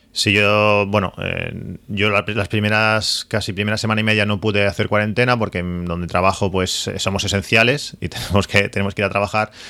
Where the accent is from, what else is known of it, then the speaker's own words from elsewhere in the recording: La Canonja, Catalonia, Spain; now in Reus, Spain; aunque soy de la Canonja.